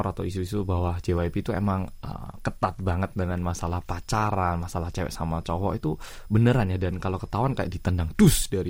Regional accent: South Korea; Indonesian is a second language; ciri khas aku orang Korea yang medok sih.

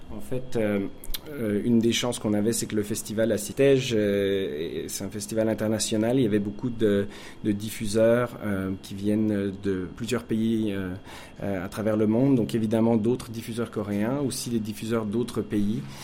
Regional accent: France; moved away as an adult; now in Montreal, Canada; je suis français d'origine, euh, habitant à Montréal depuis maintenant 14 ans

